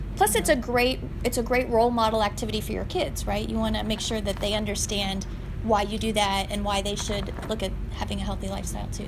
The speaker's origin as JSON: {"language": "English", "region": "Northwest Ohio", "country": "United States", "tie": "born or raised there", "moved": "as an adult", "lives_now": "Arizona, United States", "said": "I grew up in the Northwest Ohio, and I moved to Arizona"}